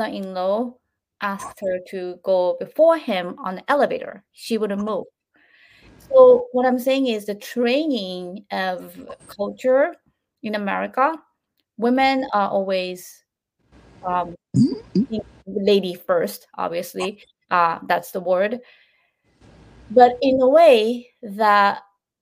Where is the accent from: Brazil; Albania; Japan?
Japan; moved away; And I grew up in Japan